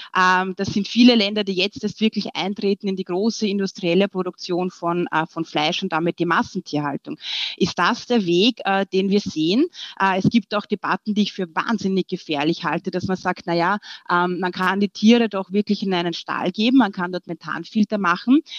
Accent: Austria; wir sind ja bekannt als äh, Österreicher

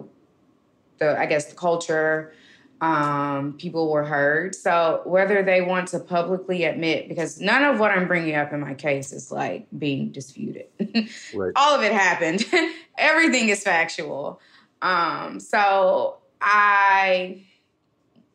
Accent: Birmingham, Alabama, United States; I'm from Birmingham, and I think growing up in such a civil rights area just really ingrained in me

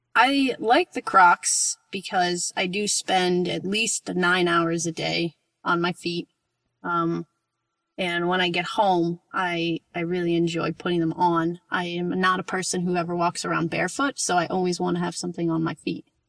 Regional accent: Rockland County, New York, United States; now in Portland, United States; Right outside the city, in the suburb, um, it's in Rockland County.

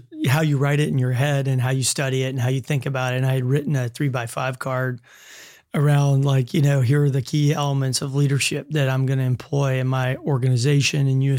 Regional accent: Louisiana, United States; growing up in Southern Louisiana, you know, you have a kind of a narrow view of the world.

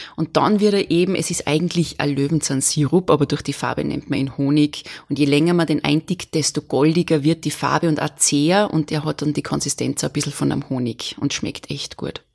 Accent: Salzburg, Austria; ich bin Salzburgerin

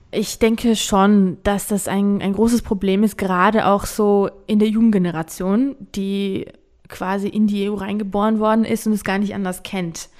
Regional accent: Georgia; meine Heimat

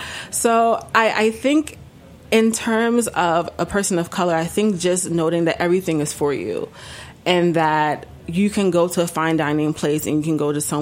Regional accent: Ghana; as a West African, as a Ghanaian.

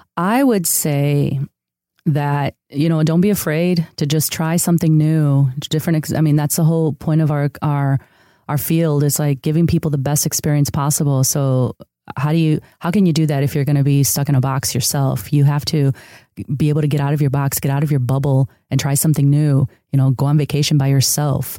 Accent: outside of Chicago, Illinois, United States; first language Spanish; English is a second language; also born or lived in San Diego; now in Los Angeles, United States; I grew up in a city outside of Chicago that was a huge, uh, neighborhood of immigrants from Mexico. Uh, so s, Spanish was actually my first language

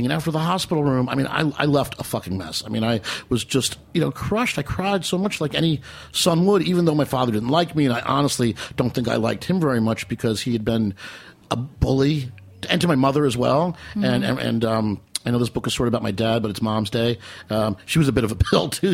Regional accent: Metuchen, New Jersey, United States; Metuchen, New Jersey, my hometown

